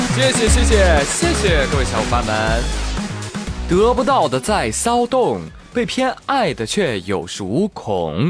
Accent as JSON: {"language": "Chinese", "country": "China", "said": "我们中国人从来不惧怕什么外来物种"}